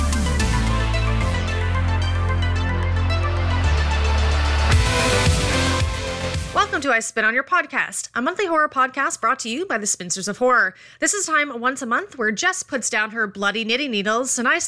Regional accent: Canada; we're Canadian

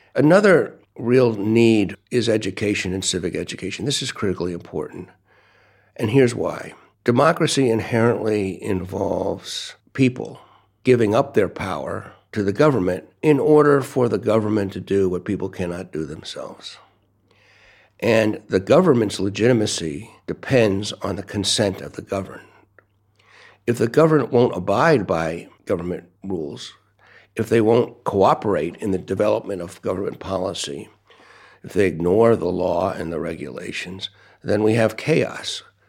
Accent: United States; also born or lived in Brooklyn, New York / Washington, D.C.; I'm from the United States.

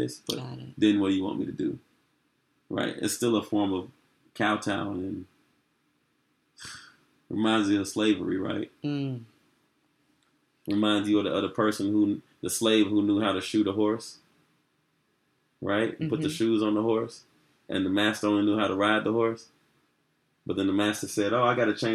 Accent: Chicago, Illinois, United States; growing up in Chicago

